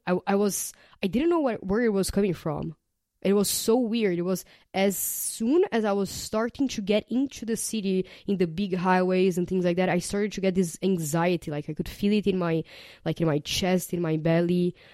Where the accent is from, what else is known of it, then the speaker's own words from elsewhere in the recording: Brazil; moved away as an adult; I was born and raised in Brazil